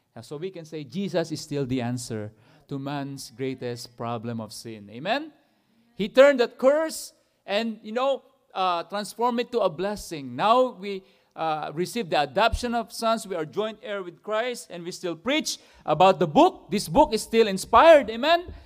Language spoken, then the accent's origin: English; Philippines; I'm a Filipino